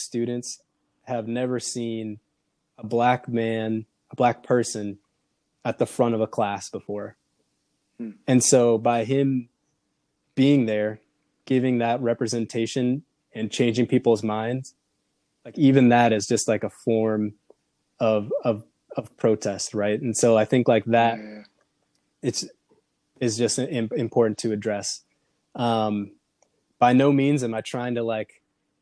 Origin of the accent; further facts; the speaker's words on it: Minneapolis, Minnesota, United States; moved away as an adult; now in Portland, United States; I came from Minneapolis, Minnesota. Minneapolis is very diverse. Where I grew up and sort of where I went to high school was not extremely diverse.